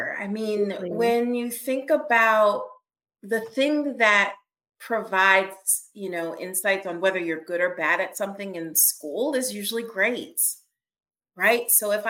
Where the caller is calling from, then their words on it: Pennsylvania, United States; I'm joining you right outside of Philadelphia, Pennsylvania.